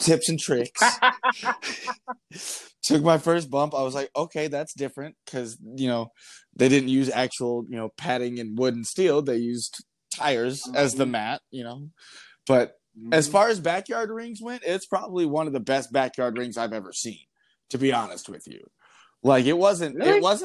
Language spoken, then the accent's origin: English; North Georgia, United States; moved away as an adult; now in Wisconsin, United States; I grew up in North Georgia. I lived there for the first 22 years of my life or so.